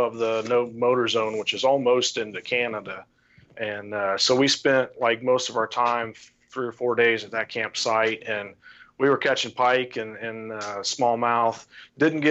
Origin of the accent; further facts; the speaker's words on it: St. Paris, Ohio, United States; now in Urbana, United States; I grew up in St. Paris, which is east of there